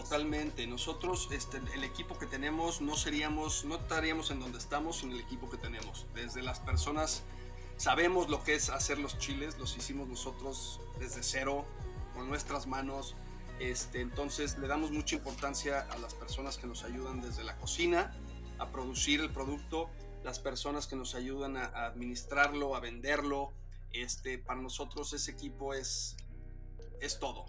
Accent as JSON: {"language": "Spanish", "region": "Mexico City", "country": "Mexico", "tie": "born or raised there", "said": "Somos de la Ciudad de México. De ahí, nacimos, ahí crecimos y, y algunos de nosotros, … y yo, ahí seguimos."}